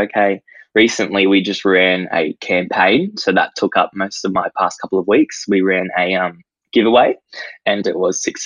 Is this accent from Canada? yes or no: no; Gold Coast, Queensland, Australia; I'm from the Gold Coast and I am 18 years of age